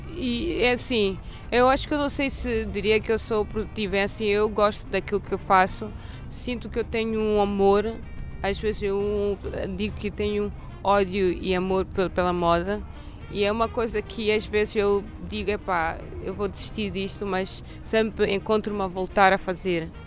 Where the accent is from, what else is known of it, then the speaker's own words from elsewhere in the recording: Mozambique; also born or lived in Porto / Lisbon; now in Stockholm, Sweden; como moçambicana, uh, cresci